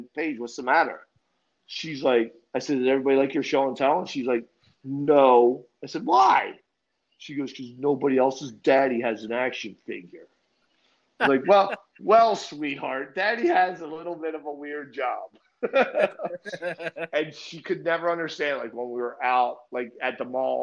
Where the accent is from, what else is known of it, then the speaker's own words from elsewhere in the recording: Linden, New Jersey, United States; moved away as an adult; now in Florida, United States; I grew up in Lindemall, New Jersey